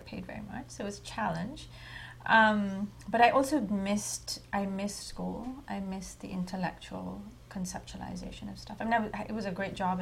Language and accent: English; India; moved away; when I was growing up in India, I was writing for newspapers